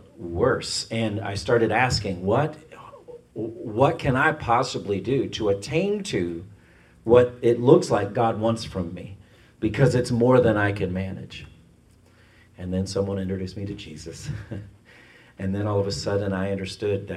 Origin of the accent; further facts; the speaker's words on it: Ireland; I'm Irish